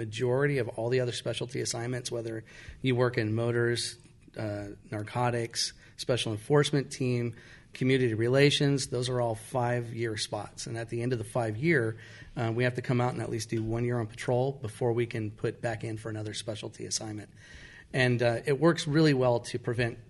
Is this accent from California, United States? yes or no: yes; Santa Fe Springs, California, United States; I grew up in Santa Fe Springs and obviously spent a lot of time as a teenager in and around Santa Fe Springs in the Whittier area